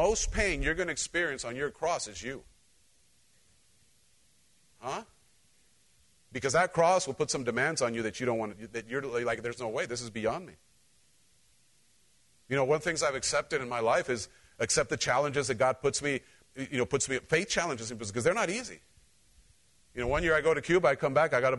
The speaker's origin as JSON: {"language": "English", "town": "Cholula", "region": "Puebla", "country": "Mexico", "tie": "born or raised there", "moved": "yes", "said": "I grew up in Central Mexico"}